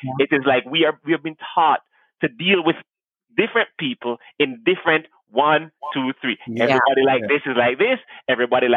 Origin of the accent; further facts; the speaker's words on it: Jamaica; moved away; I grew up in Jamaica